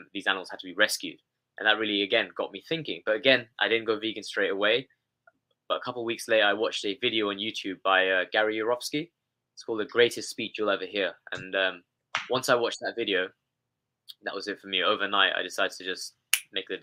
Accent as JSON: {"language": "English", "region": "London", "country": "United Kingdom", "tie": "born or raised there", "said": "when I was growing up here in London, I was born in London"}